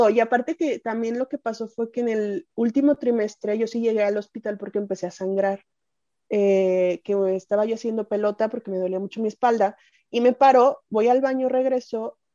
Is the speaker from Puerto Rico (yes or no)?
no; Mexico; Como buena mexicana.